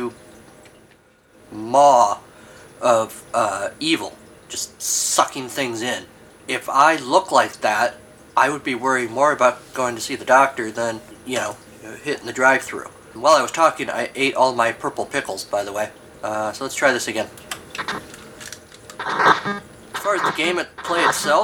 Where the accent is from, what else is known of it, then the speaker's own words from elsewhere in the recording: United States; I am American. It's what we do here in America.